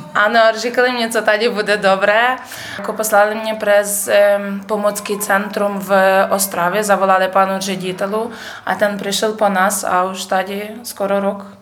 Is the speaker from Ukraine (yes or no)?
yes; Berdychiv, Zhytomyr Oblast, Ukraine; Czech is a second language; moved away as an adult; now in Havířov, Czech Republic; já jsem z Žitomorské oblasti, město Berdičev